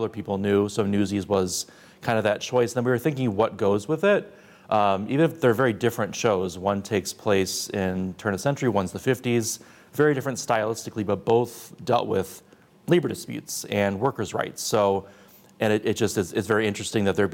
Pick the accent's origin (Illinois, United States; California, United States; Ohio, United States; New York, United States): Illinois, United States; Naperville; I grew up in Naperville